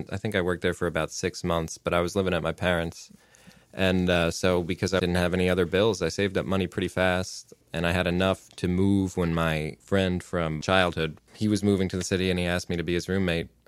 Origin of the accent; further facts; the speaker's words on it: New Jersey, United States; Uh, New Jersey.